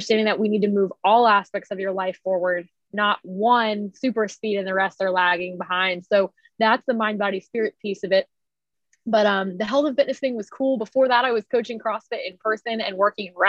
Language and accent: English; Philadelphia, Pennsylvania, United States; moved away as an adult; I am originally from the Philly area